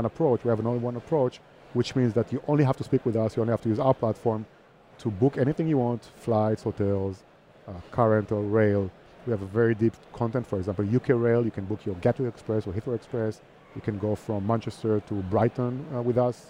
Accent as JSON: {"language": "English", "town": "Herzliya", "region": "Tel Aviv District", "country": "Israel", "moved": "as an adult", "lives_now": "Barcelona, Spain", "said": "I'm from Israel, from Herzliya, which is next to Tel Aviv"}